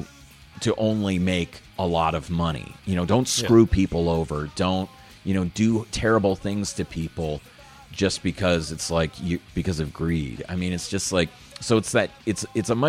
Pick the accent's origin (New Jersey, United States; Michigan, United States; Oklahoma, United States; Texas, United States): Texas, United States; Houston; also born or lived in New Orleans, Louisiana; growing up in the South, first New Orleans and then Houston